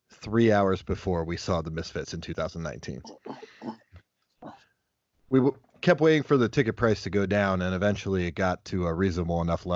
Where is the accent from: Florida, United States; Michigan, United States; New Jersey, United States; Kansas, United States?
Michigan, United States; Flint; In my hometown of Flint, Michigan.